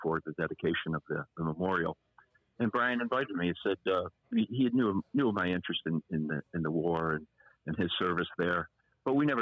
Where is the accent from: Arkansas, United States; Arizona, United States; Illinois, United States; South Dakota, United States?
Illinois, United States; Chicago; my own life growing up in Chicago in the 1970s